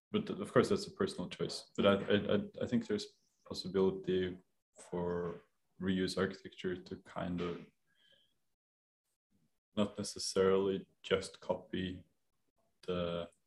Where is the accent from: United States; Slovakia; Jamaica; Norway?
Norway; Oslo; i live in a place that has been within my family since i was born {S0} wow {S1} in Grünerløkka, which is right